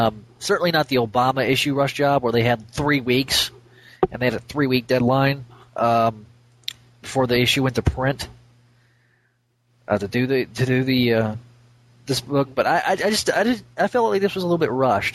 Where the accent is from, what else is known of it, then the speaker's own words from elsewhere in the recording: the South, United States; I'm from the South